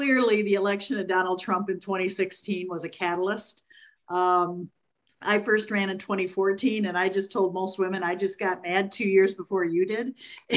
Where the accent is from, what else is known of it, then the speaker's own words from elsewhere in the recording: Plymouth, Indiana, United States; now in Michigan, United States; I grew up in Plymouth, Indiana, just south of South Bend